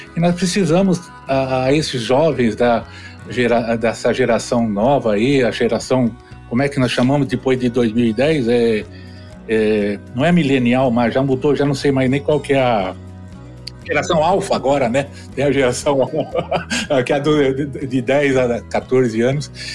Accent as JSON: {"language": "Portuguese", "region": "São Paulo", "country": "Brazil", "tie": "born or raised there", "moved": "yes", "lives_now": "Goiânia, Brazil", "said": "eu sou paulistano, né? Só para você ter uma ideia de nascer. Estou em Goiás, Goiânia, mas eu nasci em São Paulo, lá na Moca"}